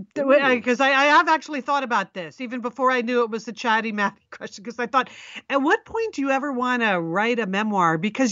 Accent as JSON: {"language": "English", "region": "Connecticut", "country": "United States", "tie": "born or raised there", "said": "in Connecticut."}